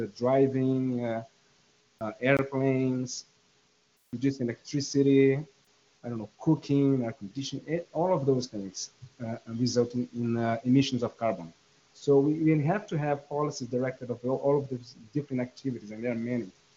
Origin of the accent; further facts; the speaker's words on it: Brazil; I'm from Brazil